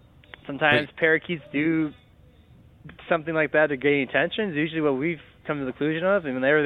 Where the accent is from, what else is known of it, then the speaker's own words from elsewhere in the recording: Chicago, Illinois, United States; I'm from Chicago.